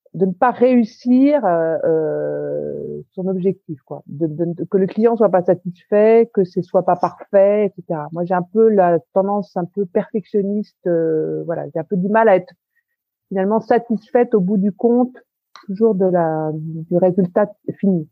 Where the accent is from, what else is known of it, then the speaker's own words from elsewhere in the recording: Paris, Île-de-France, France; je suis parisienne, mais alors parisienne